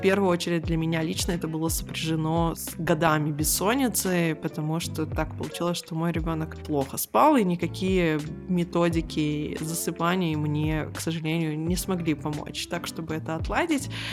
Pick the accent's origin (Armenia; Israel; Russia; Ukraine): Israel; moved away; Я выросла в Израиле